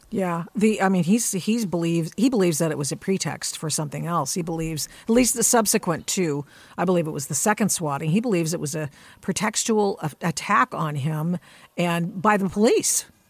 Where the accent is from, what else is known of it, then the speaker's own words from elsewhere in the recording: Portland, Oregon, United States; Portland, Oregon, my hometown